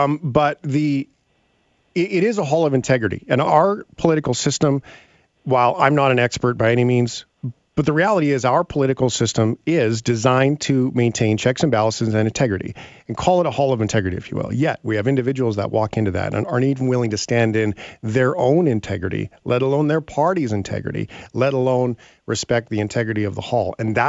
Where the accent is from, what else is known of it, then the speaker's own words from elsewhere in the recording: Canada; I could handle as a Canadian the answer that I disagree with being clear and concise